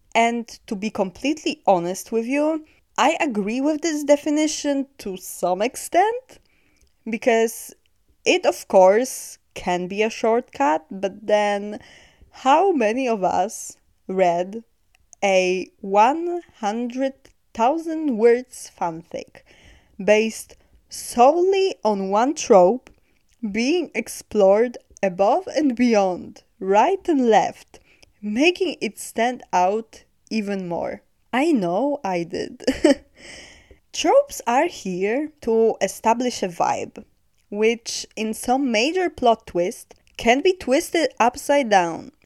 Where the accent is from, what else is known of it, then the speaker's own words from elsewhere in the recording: Poland; I'm from Poland